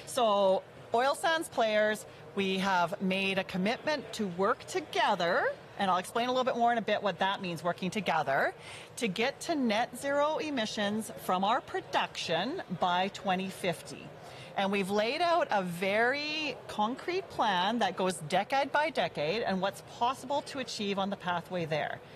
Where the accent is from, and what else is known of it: Cut Knife, Saskatchewan, Canada; born or raised there; now in Alberta, Canada